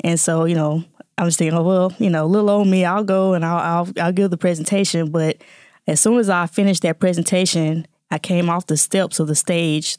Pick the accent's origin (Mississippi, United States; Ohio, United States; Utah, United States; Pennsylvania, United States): Mississippi, United States; Jackson; moved away as an adult; now in Atlanta, United States; born and raised in Jackson, Mississippi